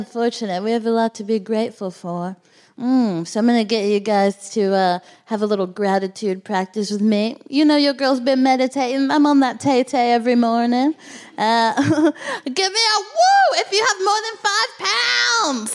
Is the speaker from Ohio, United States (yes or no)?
no; Texas, United States; now in London, United Kingdom; I'm from Texas